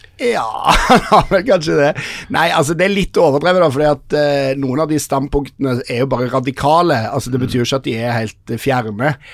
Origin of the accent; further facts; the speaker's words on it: Stavanger, Rogaland, Norway; jeg vokste opp i Stavanger